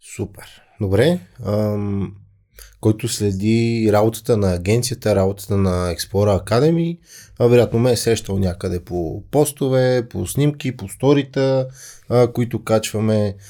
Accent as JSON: {"language": "Bulgarian", "country": "Bulgaria", "said": "Аз съм българин"}